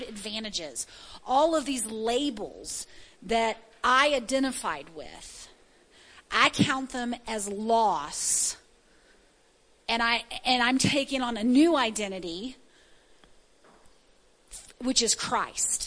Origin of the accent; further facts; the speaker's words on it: the South, United States; I was born in the South